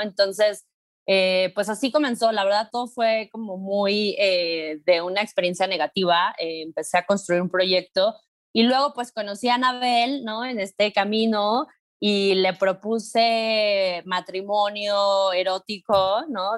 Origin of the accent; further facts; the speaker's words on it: Mexico City, Mexico; soy una morra eh, de la Ciudad de México de 38 años